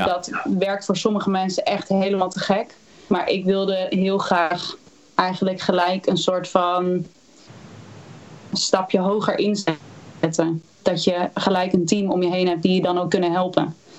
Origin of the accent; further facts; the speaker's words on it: Houten, Utrecht, Netherlands; ik ben geboren in Utrecht. Opgegroeid in Houten.